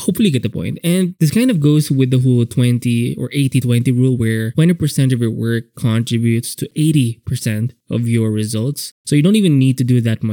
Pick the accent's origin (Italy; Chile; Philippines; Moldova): Philippines; I'm Filipino, so we have pancit canton